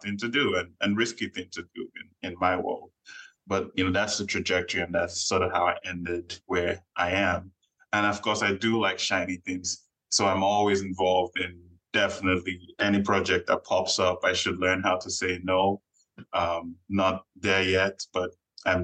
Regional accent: Nigeria; moved away as an adult; now in United States; Growing up in Nigeria, first son of the family

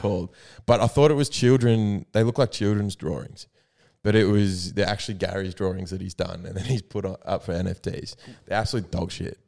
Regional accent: New South Wales, Australia; I am from New South Wales. I'm a blues man

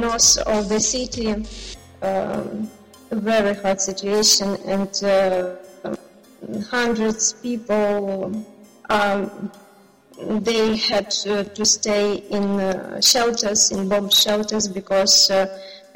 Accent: Ukraine; I'm from Ukraine

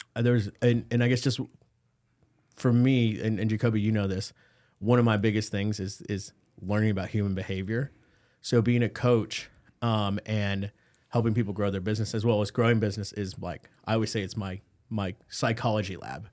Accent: McAllen, Texas, United States; moved away; I started in South Texas in the Rio Grande Valley in McAllen. That's where my hometown's

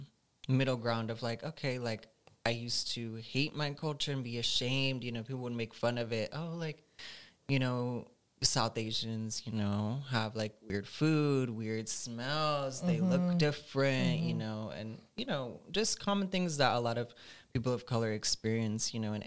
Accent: Pakistan; Yeah, it was definitely when I was older, I'd say, you know, it's kind of like a awakening that you have of, like, okay, like, there's actually just beautiful parts of your culture

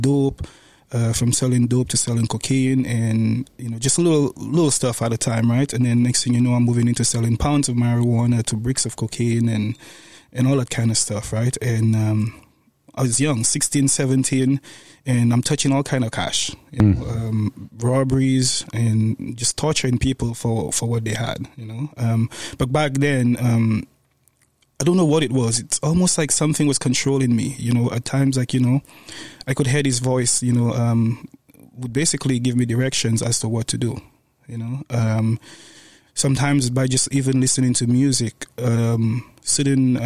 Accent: St. Lucia; moved away; Growing up in St. Lucia, my mom had the two of us, my sister and myself, single mom

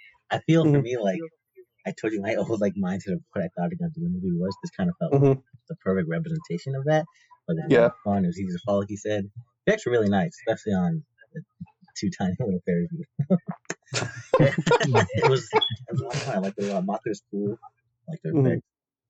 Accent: United Kingdom; I mean, obviously, as a British person, you don't get much interaction with Godzilla because there hasn't been many films released over here.

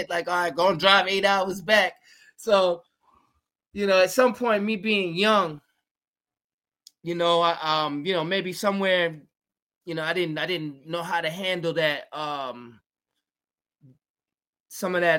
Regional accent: New York, United States; also born or lived in Georgia / Virginia; Yeah, I'm from originally from New York. Yeah, but I spent time in the South, in Georgia and Virginia, and came back up here like for college and stuff.

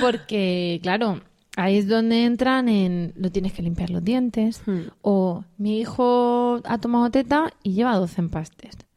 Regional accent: Region of Murcia, Spain; Así de estupendos somos los murcianos

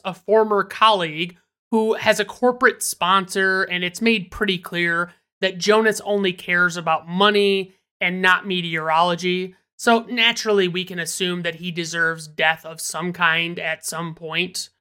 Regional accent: Michigan, United States; I'm from Michigan, and I call soda pop

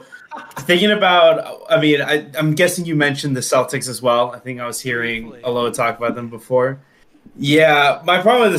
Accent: Mexico; Cities, and I'm from Mexico.

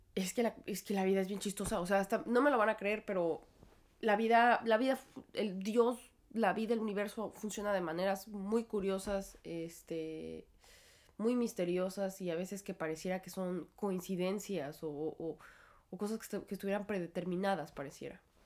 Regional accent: Mexico; moved away as an adult; now in New York, United States; creció en México, igual que yo

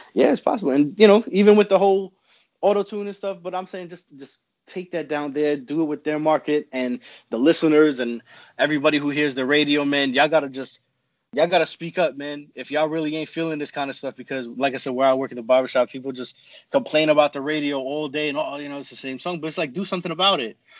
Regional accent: New York, United States; I'm from New York.

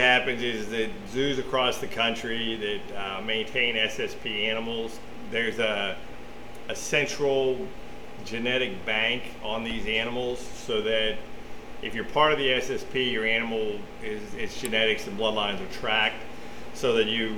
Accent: Connellsville, Pennsylvania, United States; now in Texas, United States; I grew up in Connellsville, Pennsylvania.

